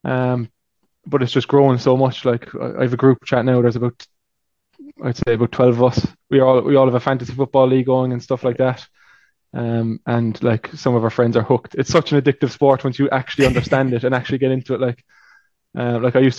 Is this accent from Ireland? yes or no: yes; Cork, Munster, Ireland; moved away as an adult; now in Toronto, Canada; I'm from Cork, which is down south